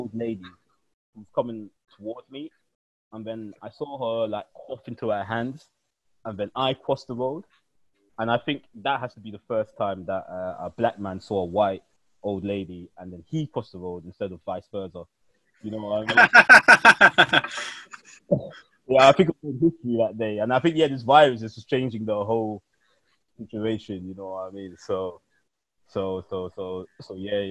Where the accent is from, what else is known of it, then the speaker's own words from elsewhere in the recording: London, United Kingdom; me as a Londoner